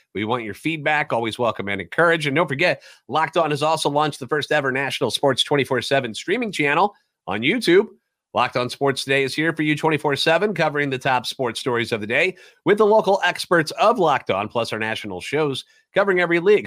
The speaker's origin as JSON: {"language": "English", "town": "St. Louis", "region": "Missouri", "country": "United States", "tie": "born or raised there", "said": "Born and raised in the Lou, and a lifetime Cardinals fan."}